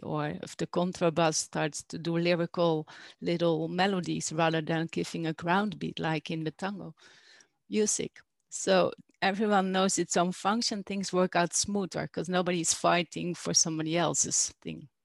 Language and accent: English; Netherlands; moved away as an adult; also born or lived in Alpujarra, Spain; now in Spain; I am from Holland, the Netherlands, originally, and I moved here now I think two years ago.